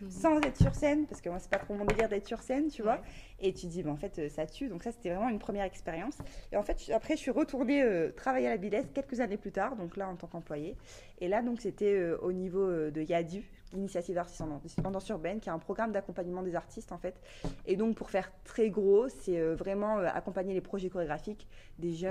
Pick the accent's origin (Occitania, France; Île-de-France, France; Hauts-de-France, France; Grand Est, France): Hauts-de-France, France; Valenciennes; also born or lived in Lille; moi, je viens euh, de Valenciennes